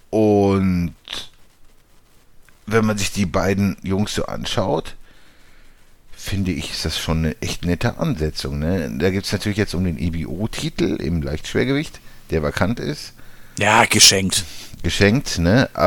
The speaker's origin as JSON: {"language": "German", "town": "Frankfurt", "region": "Hesse", "country": "Germany", "tie": "born or raised there", "said": "Also als, als, als, als Frankfurter Jung, so zu Hause in Frankfurt, wäre vielleicht ein bisschen mehr schon, schon möglich so, ne?"}